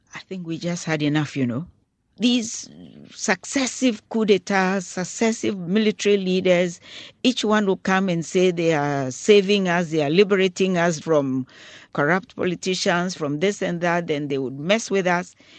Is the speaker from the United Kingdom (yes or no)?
no; Ghana; as a Ghanaian